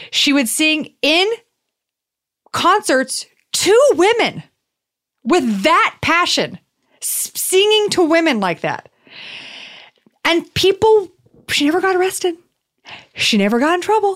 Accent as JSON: {"language": "English", "region": "the South", "country": "United States", "tie": "born or raised there", "said": "I grew up in the South"}